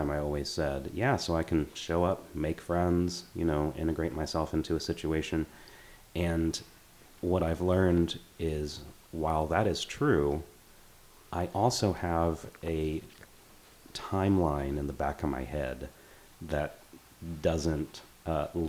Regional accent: Louisville, Kentucky, United States; that's why I say yeah, I'm from Louisville. It's the place where I, if I have roots, they're here.

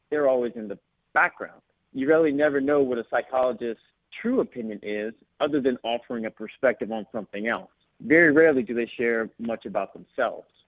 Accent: Sterling, Virginia, United States; now in Los Angeles, United States; Yes, absolutely. Um, still uh, still defined it as home, but now called Los Angeles uh, my secondary home.

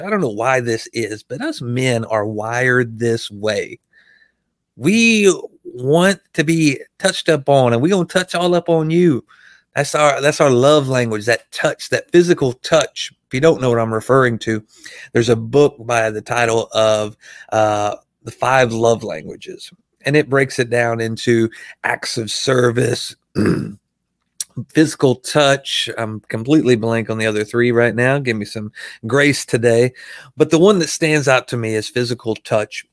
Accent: Arkansas, United States; I'm from Arkansas

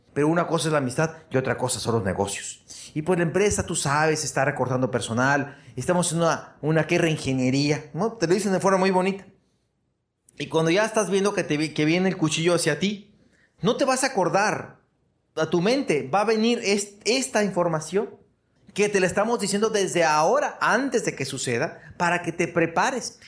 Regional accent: Hermosillo, Sonora, Mexico; mi pueblo de Hermosillo, 850 mil habitantes

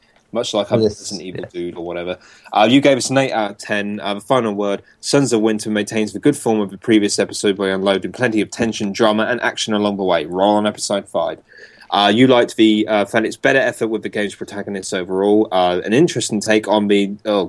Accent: Florida, United States; Shit, man, I'm from Florida. Dumb things come out of my mouth sometimes.

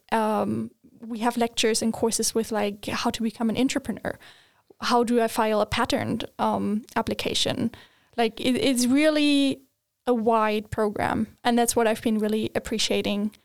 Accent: Germany; moved away as an adult; now in Sweden; I am originally from Germany

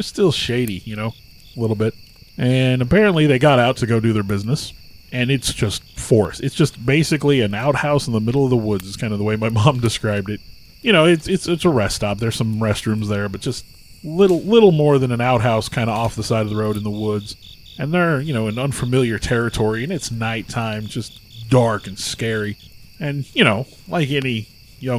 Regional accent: rural Missouri, United States; We live in rural Missouri. We grew up in the Lakeway area.

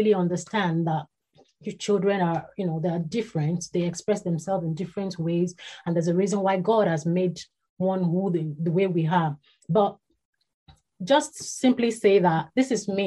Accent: Ibadan, Oyo, Nigeria; was born and bred in Ibadan. That's in Nigeria.

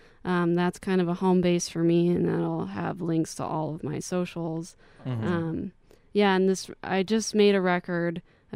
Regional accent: Spokane, Washington, United States; now in Boulder, United States; My parents live here. I went to Mount Spokane High School. I'm definitely from Spokane.

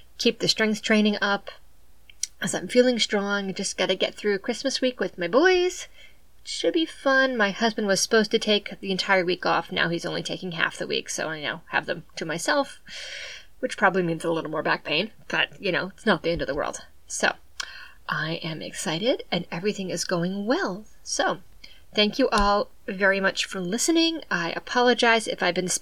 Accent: southeastern Massachusetts, United States; I'm from southeastern Massachusetts, and it's just the way everyone talks

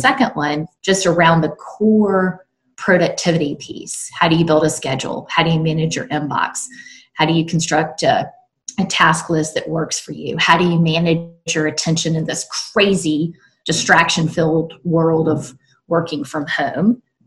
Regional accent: South Carolina, United States; now in North Carolina, United States; I live now in North Carolina, and I'm originally from South Carolina.

